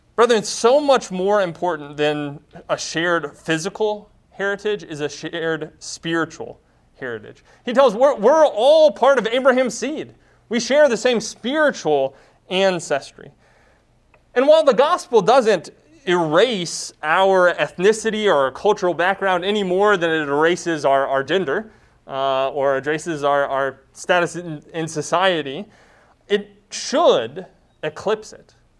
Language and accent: English; United States; My primary identity is not being an American.